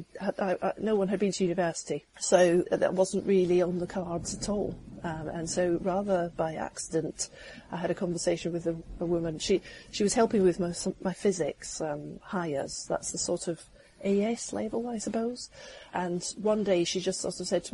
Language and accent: English; Scotland, United Kingdom; now in England, United Kingdom; I grew up in Scotland